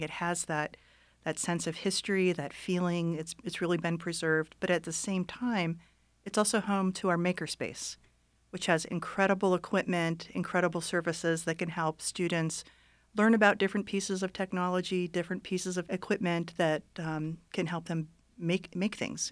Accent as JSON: {"language": "English", "town": "Youngstown", "region": "Ohio", "country": "United States", "tie": "born or raised there", "also_born_or_lived": "Florida", "moved": "as an adult", "lives_now": "Reno, United States", "said": "I grew up in Ohio, I grew up in a, in Youngstown"}